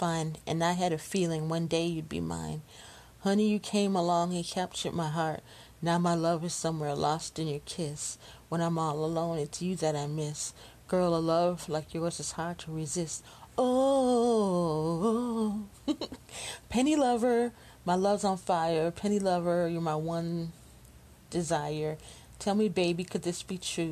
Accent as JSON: {"language": "English", "town": "Chicago", "region": "Illinois", "country": "United States", "tie": "born or raised there", "said": "I'm just a Chicago girl. So I grew up in Chicago"}